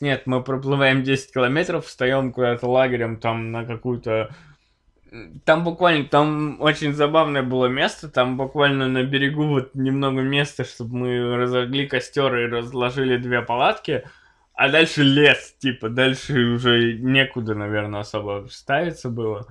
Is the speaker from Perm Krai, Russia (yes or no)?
no; Chelyabinsk, Chelyabinsk Oblast, Russia; мы все из Челябинска